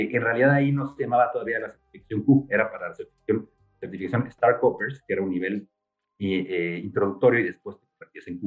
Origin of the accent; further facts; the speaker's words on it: Mexico City, Mexico; yo soy chilango y, crecí aquí en la Ciudad de México